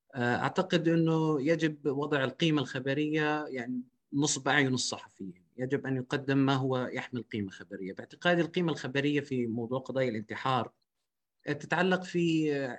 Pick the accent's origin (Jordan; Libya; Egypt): Jordan; عندنا في الاردن